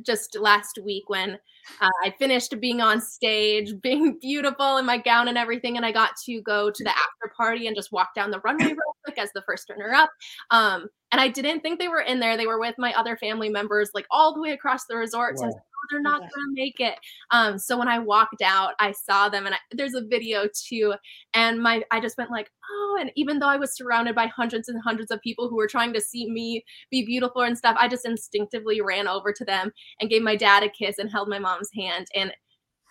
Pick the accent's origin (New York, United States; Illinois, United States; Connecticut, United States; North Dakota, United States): North Dakota, United States; I'm from North Dakota